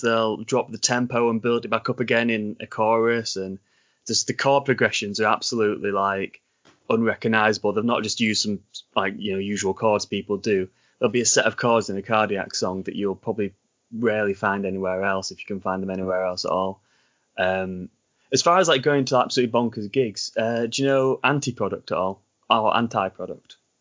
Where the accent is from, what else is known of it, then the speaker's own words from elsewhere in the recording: Yorkshire and the Humber, United Kingdom; accent: Sean Bean / Ned Stark accent; I'm not from America at all. I'm from England.